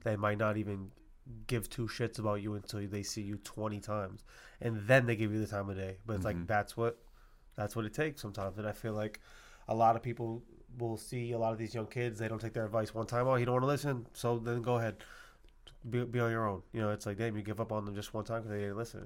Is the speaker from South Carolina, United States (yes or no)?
no; Massachusetts, United States; I'm from Mass